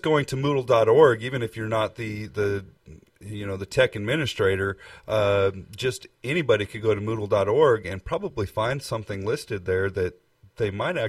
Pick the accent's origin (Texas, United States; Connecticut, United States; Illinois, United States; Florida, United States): Texas, United States; we're from Texas